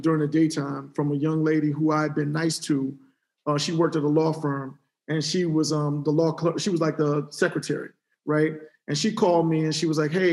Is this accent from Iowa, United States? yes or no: no; Cleveland, Ohio, United States; moved away; also born or lived in Houston / New York; I'm from Cleveland, Ohio originally